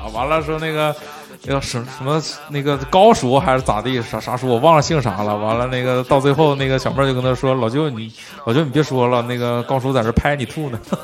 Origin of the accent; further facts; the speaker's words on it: Daqing, Heilongjiang, China; 我们是，都是大庆人啊